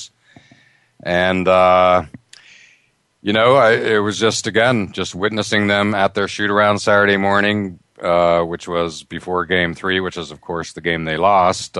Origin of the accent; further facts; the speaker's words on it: Boston, Massachusetts, United States; here in my hometown of Boston